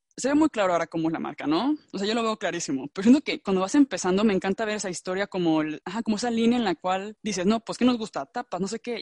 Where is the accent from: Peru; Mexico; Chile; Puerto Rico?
Mexico; also born or lived in Madrid, Spain; now in Germany